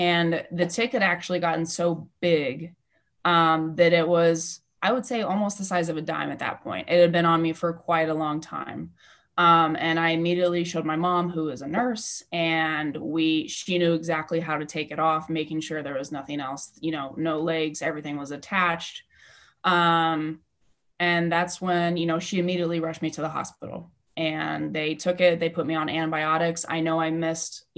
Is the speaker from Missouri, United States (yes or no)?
yes; Kansas City, Missouri, United States; also born or lived in Indiana; I am from Kansas City, Missouri, born and raised, and I did live in Indiana for a few years